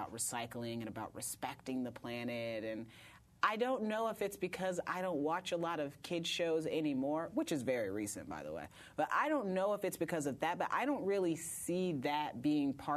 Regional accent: Indiana, United States; now in Brooklyn, United States; I was raised in Indiana.

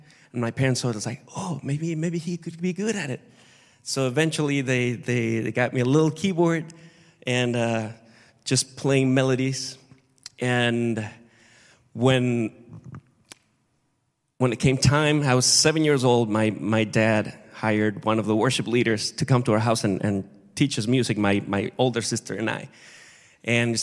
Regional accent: Acapulco, Guerrero, Mexico; moved away; I grew up in Mexico, in Acapulco, really hot, really hot, really warm.

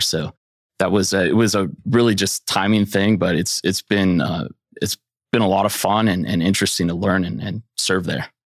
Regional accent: Silicon Valley, California, United States; moved away as an adult; also born or lived in San Francisco; now in Bentonville, United States; I grew up in Silicon Valley

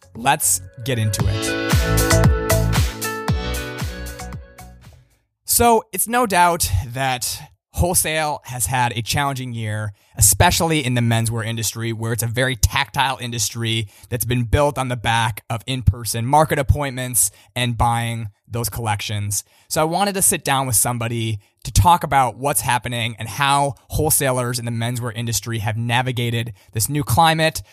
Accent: Minnesota, United States; now in New York, United States; I grew up in Minnesota

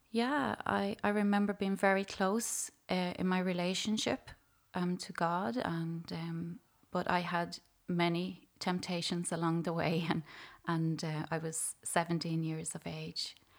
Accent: Dunleer, County Louth, Ireland; I'm from Dunleer, County Louth, and I grew up in a family of six children

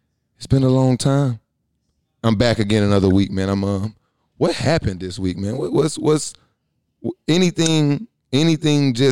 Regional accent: the South, United States; now in Atlanta, United States; I'm from the South

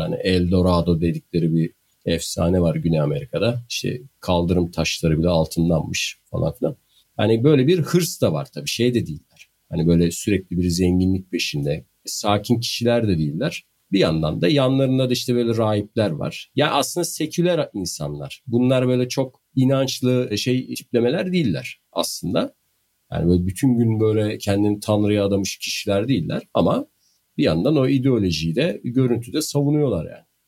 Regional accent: Bandırma, Balıkesir, Turkey; accent: Bandırma; Bandırma şivesiyle söylediğim için olabilir.

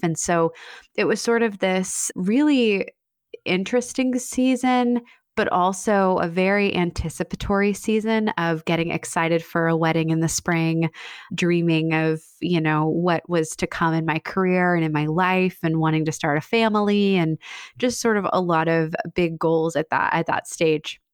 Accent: Annapolis, Maryland, United States; a budding wedding photography business in my hometown of Annapolis

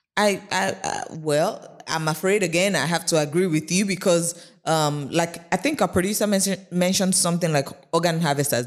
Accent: Lagos, Nigeria; I grew up in Yaba

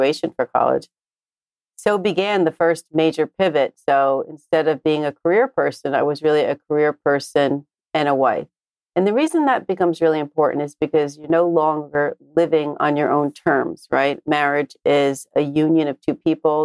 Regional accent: New Jersey, United States; I was born and raised in New Jersey

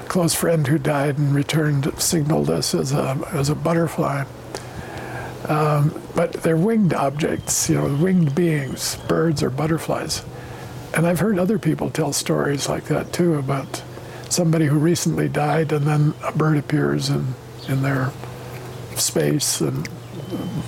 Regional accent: United States; now in Goldiwil, Switzerland; You're Chilean, I'm an American. That's part of our identity, always will be. That's how we grew up

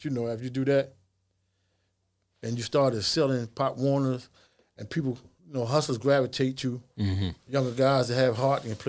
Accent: Baltimore, Maryland, United States; also born or lived in Washington, D.C. / North Carolina; Raised in West Baltimore.

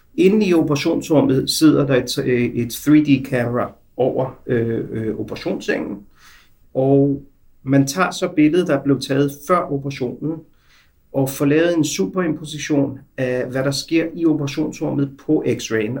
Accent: Denmark; moved away as an adult; now in Israel; Jeg er født og opvokset i Danmark

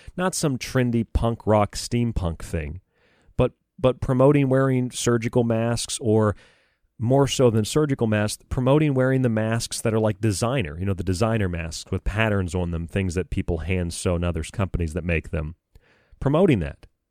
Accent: United States; as an American

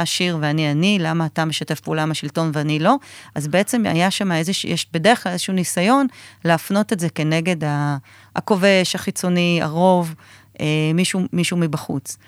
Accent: Israel

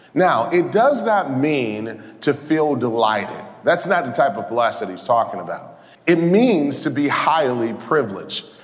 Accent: Detroit, Michigan, United States; born or raised there

